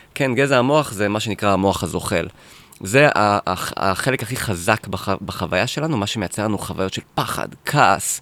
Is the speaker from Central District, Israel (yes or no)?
yes; Netanya, Central District, Israel; גדלתי בנתניה